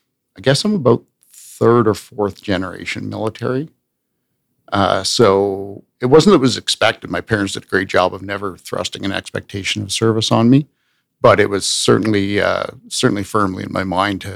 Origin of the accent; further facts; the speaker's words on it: Smithers, British Columbia, Canada; also born or lived in Victoria, British Columbia; by the time I was 9, I was living kind of a Boy Scout dream. I was living on the edge of the wilderness. My family had moved from an urban environment out to literally the edge of the wilderness. A mile and a half from a real road, no power, no water.